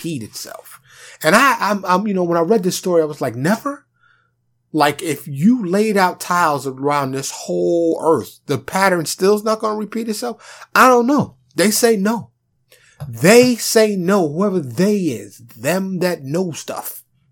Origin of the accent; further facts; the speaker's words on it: New York City, New York, United States; moved away as an adult; now in Dallas, United States; Grew up around guns, growing up in Harlem and the Bronx in New York City.